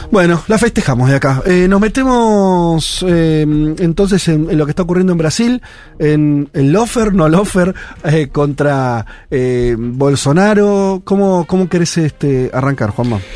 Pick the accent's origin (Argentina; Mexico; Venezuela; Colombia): Argentina; Mis viejos son primera generación de argentinos, abuelos españoles, e inmediatamente fueron argentinos 200%